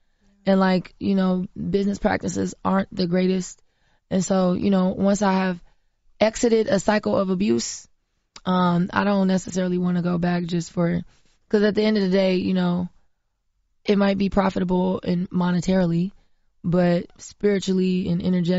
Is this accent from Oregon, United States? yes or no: no; Florida, United States; I'm from Florida, from the South, grew up on a farm. I know what that feel like and what that look like.